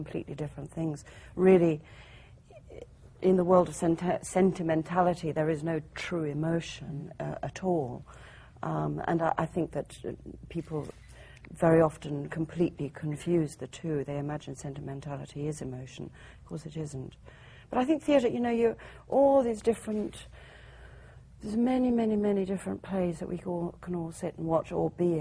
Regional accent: England, United Kingdom; I'm English.

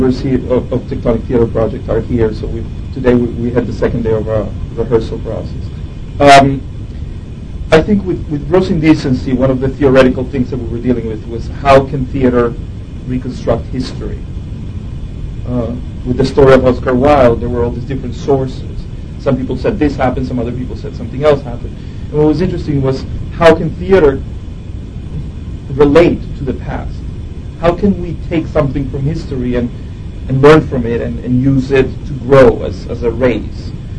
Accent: Venezuela; English is a second language; moved away as an adult; now in New York, United States; here I was coming from Venezuela, and I arrived in New York

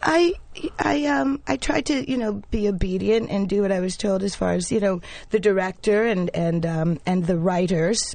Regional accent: New York, United States; also born or lived in Panama; I grew up in the West Village

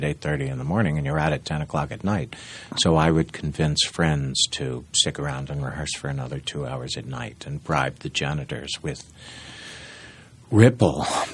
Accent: Ithaca, New York, United States; I was born in New York, adopted, and raised in Ithaca

